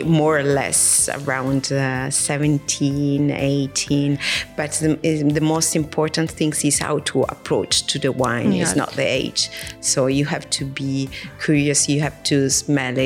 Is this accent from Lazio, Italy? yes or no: yes; Rome, Lazio, Italy; I grew up in the city. I grew up in Rome